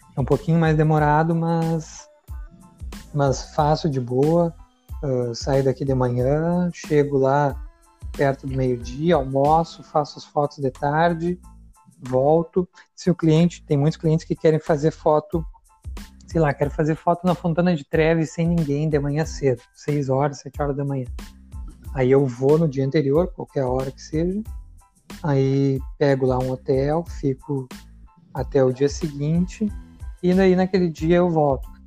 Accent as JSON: {"language": "Portuguese", "town": "Porto Alegre", "region": "Rio Grande do Sul", "country": "Brazil", "also_born_or_lived": "Portugal / Lucca, Italy / Florence, Italy", "moved": "as an adult", "lives_now": "Ferrara, Italy", "said": "eu sou gaúcho aí de Porto Alegre"}